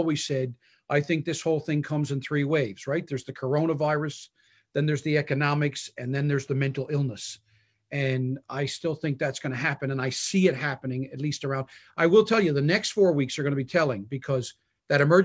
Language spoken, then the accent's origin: English; Newfoundland and Labrador, Canada; moved away as an adult; also born or lived in Prince Edward Island; I'm from Newfoundland, I pastored in Prince Edward Island. I've always been kind of an Atlantic Canadian boy